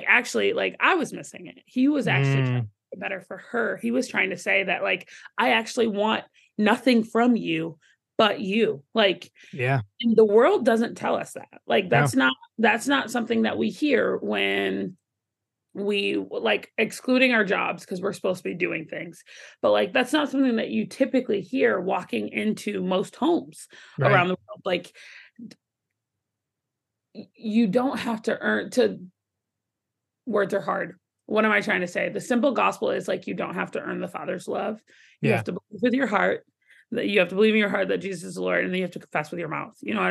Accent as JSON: {"language": "English", "town": "Atlanta", "region": "Georgia", "country": "United States", "tie": "born or raised there", "said": "growing up in Atlanta, Georgia and the South, like it was a lot of yes, ma'am"}